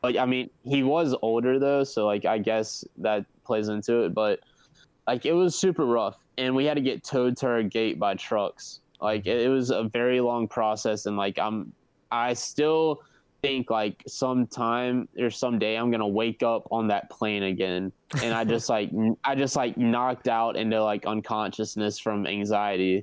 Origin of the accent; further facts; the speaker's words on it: Myrtle Beach, South Carolina, United States; it is in my hometown in Myrtle Beach, South Carolina. So I literally live two minutes away from the festival